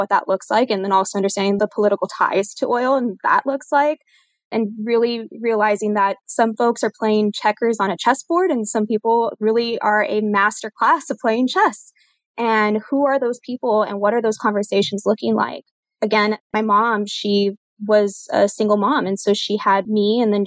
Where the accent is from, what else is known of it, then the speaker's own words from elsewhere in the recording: San Diego, Texas, United States; also born or lived in El Paso, Texas / Edinburg, Texas / Corpus Christi, Texas / Houston, Texas; now in San Antonio, United States; a majority of my upbringing and my childhood is from a small town in South Texas called San Diego, Texas. So that's where I was born and was raised